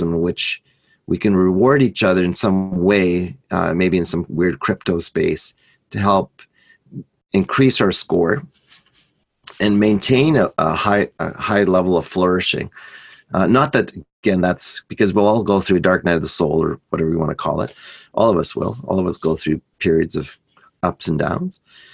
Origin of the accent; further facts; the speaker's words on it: Canada; I'm Canadian